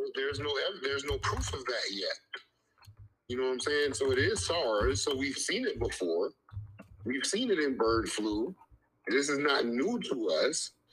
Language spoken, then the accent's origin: English; United States; we are American